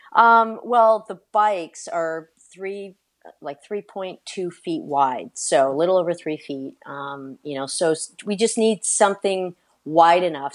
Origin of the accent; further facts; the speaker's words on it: California, United States; I'm originally from California